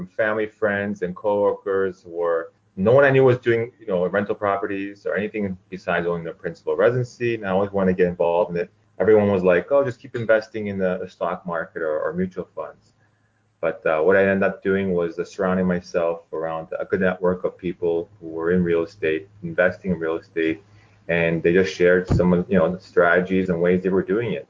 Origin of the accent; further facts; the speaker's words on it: Toronto, Ontario, Canada; moved away as an adult; now in Orange County, United States; born and raised in Toronto